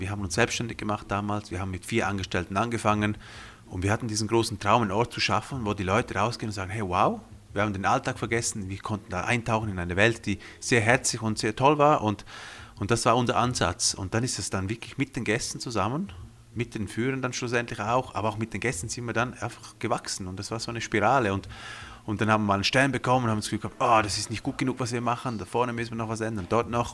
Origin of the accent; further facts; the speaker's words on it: Graubünden, Switzerland; first language Romansh; German is a second language; ich bin hier aufgewachsen in den Bündner Bergen